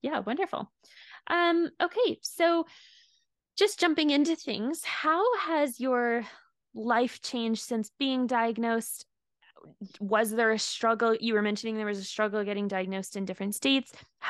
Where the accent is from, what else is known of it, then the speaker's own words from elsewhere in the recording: Canada; As you can tell, I'm from Canada, so I'm sorry for the A's that get thrown in there.